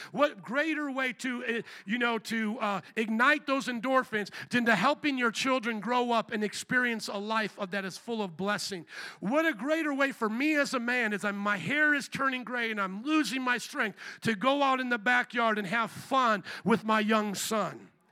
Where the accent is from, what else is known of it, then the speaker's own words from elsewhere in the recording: Indiana, United States; moved away as an adult; also born or lived in Louisiana; I was a boy from Indiana